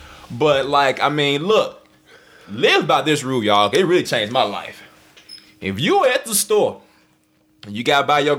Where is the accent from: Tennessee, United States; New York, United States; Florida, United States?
Tennessee, United States; Memphis; now in Nashville, United States; No, I'm from Memphis, Tennessee.